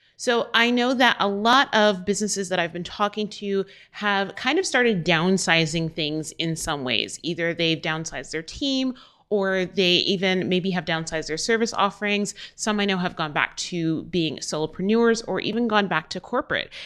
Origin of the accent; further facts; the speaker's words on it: Albuquerque, New Mexico, United States; in my hometown, Albuquerque, New Mexico